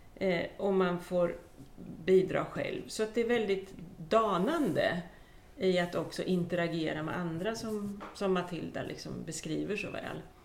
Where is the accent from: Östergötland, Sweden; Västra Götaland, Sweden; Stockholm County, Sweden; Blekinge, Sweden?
Östergötland, Sweden; also born or lived in Skåne; jag kommer ju från Östergötland och lite samma sak. Uppvuxen på en gård